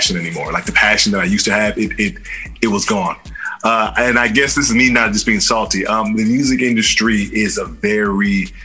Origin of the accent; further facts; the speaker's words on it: Bay Area, California, United States; I'm an actor from the Bay Area